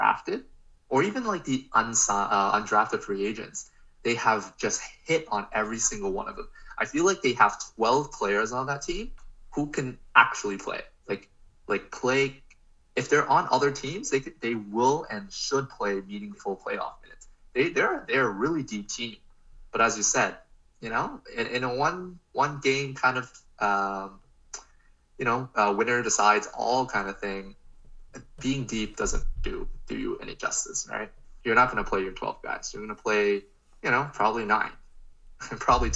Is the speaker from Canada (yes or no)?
yes; Canada; we're Canadian